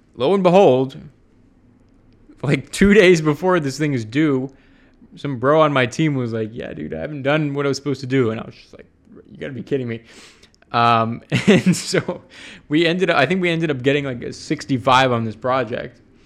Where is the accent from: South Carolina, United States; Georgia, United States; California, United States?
Georgia, United States; Atlanta; moved away as an adult; now in San Francisco, United States; I grew up in Atlanta.